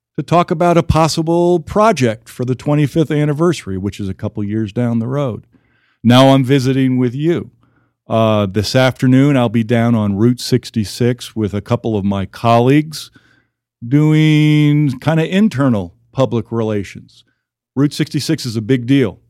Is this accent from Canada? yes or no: no; Houston, Texas, United States; born or raised there; also born or lived in New York City area / Omaha; now in Amarillo, United States